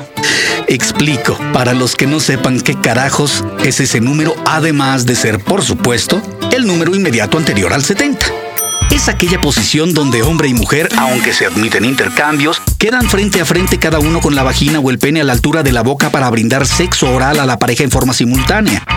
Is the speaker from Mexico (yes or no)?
yes; Mexico; escribir respecto a la educación sexual en mi país